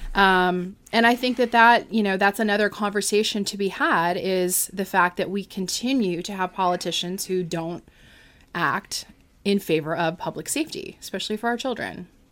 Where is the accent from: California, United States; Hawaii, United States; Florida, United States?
Florida, United States; I'm from Florida